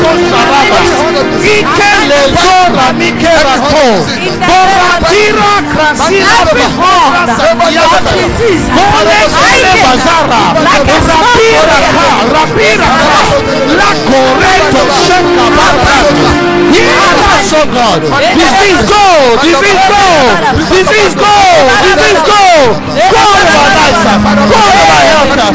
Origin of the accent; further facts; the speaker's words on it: Ghana; I'm from Ghana.